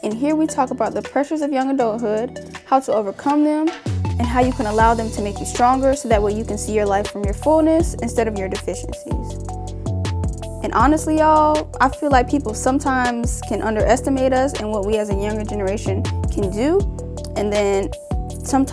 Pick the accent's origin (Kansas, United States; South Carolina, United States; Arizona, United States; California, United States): South Carolina, United States; I'm from South Carolina.